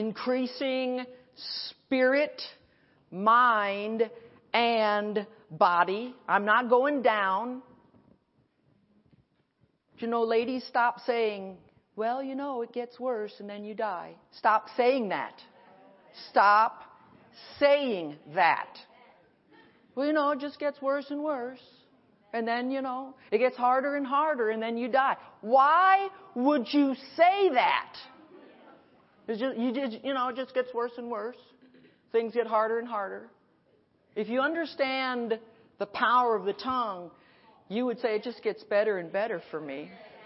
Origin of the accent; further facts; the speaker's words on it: Milford, Connecticut, United States; I grew up in Milford. That was like 50 minutes from New York